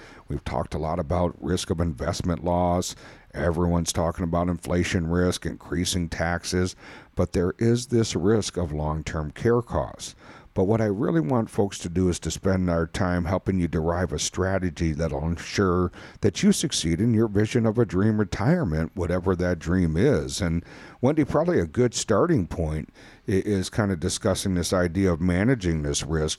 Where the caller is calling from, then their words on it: Wisconsin, United States; we're recording here from Wisconsin, and springtime has sprung here.